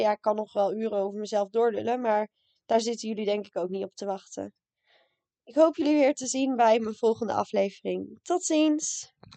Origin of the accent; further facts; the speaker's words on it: Raalte, Overijssel, Netherlands; moved away as an adult; now in Leiden, Netherlands; Ik kom uit Raalte, maar woon nu in Leiden